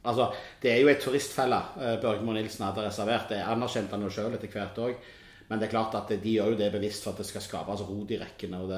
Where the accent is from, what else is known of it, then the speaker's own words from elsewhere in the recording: Norway; Det dummeste er jo at de spør jo gjerne hvor er du fra. Så er vi dumme som sier vi er nordmenn.